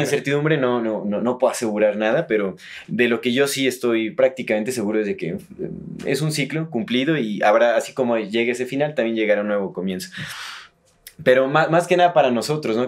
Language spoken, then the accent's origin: Spanish; Mexico